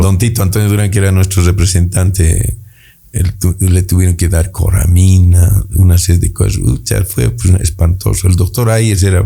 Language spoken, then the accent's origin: Spanish; Bolivia